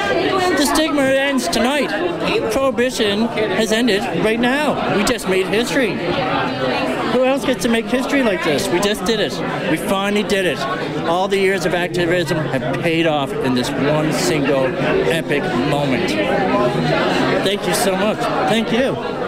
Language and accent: English; St. John's, Newfoundland and Labrador, Canada; I'm from St. John's, Newfoundland, born and bred.